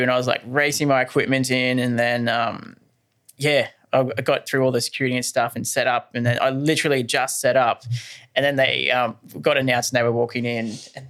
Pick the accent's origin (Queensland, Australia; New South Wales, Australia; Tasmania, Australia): Queensland, Australia; Ingham; I'm a North Queensland product. I'm from Ingham